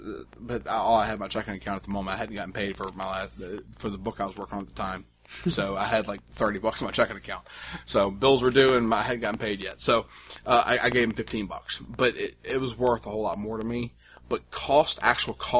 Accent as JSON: {"language": "English", "region": "the South", "country": "United States", "said": "I'm from the South"}